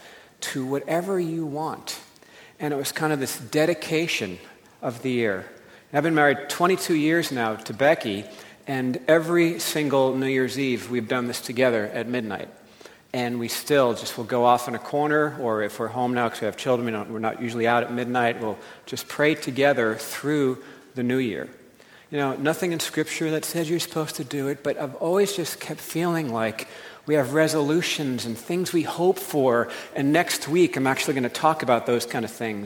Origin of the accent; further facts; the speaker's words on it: United States; I grew up right near New York City